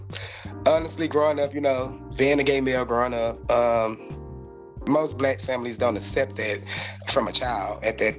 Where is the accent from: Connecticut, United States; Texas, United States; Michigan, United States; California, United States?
Texas, United States; Houston; I'm from Houston, Texas.